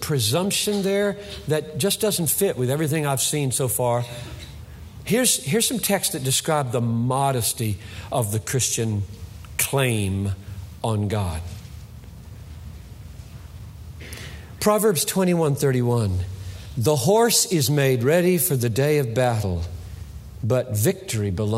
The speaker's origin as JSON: {"language": "English", "country": "United States"}